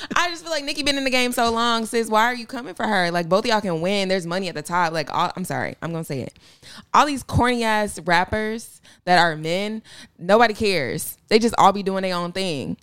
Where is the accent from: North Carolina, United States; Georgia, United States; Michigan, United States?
Georgia, United States; Atlanta; I'm from Atlanta